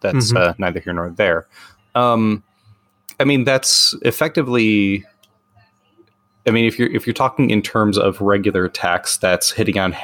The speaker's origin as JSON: {"language": "English", "country": "United States", "said": "I'm an American with bad accents"}